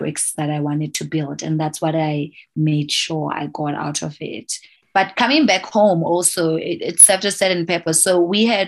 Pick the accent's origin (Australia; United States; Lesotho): Lesotho; here on the ground in my home country